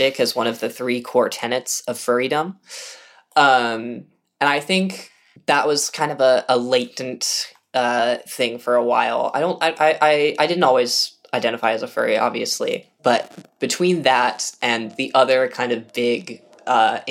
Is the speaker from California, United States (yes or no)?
yes; the Bay Area, California, United States; growing up in the Bay